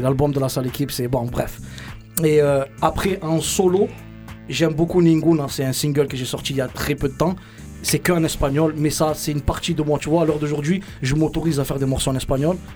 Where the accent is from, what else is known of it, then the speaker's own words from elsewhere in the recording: Marseille, Provence-Alpes-Côte d'Azur, France; Je viens de Marseille, des quartiers nord, 13, euh, 13015, Campagne l'évêque pour quartier